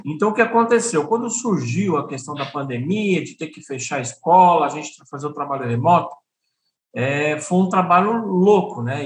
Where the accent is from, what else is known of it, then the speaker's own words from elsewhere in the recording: São Paulo, Brazil; moved away as an adult; now in Piauí, Brazil; Eu sou de São Paulo